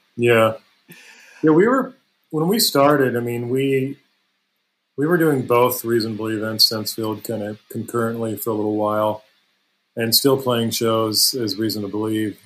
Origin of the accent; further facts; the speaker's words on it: Palos Verdes, California, United States; I grew up in the South Bay area and actually in Palos Verdes